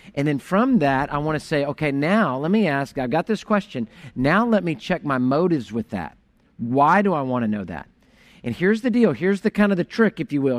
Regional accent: Houston, Texas, United States; I grew up in Houston

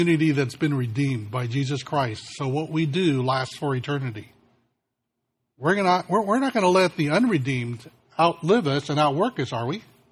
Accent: California, United States; as a Californian

